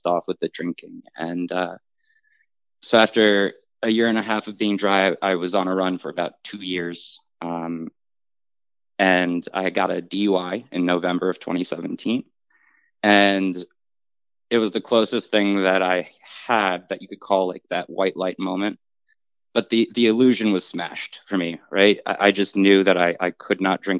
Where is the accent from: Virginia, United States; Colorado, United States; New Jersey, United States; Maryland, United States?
New Jersey, United States; Englewood; I was born and raised in Englewood, New Jersey, in Bergen County